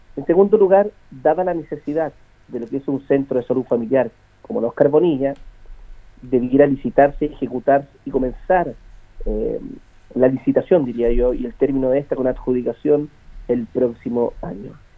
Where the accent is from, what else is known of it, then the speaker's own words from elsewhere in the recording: Linares, Maule, Chile; yo tengo 43 años, soy de Linares, voy a morir en Linares